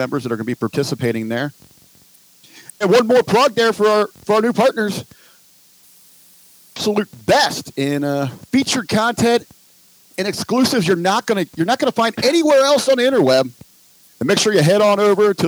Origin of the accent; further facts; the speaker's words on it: Cincinnati, Ohio, United States; I grew up here in Cincinnati, in Southern Ohio